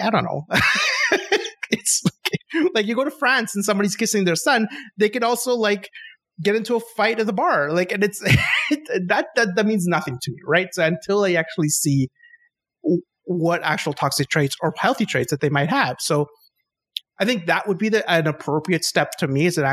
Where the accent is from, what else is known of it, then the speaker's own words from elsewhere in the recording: Chile; I'm from South America. I'm from Chile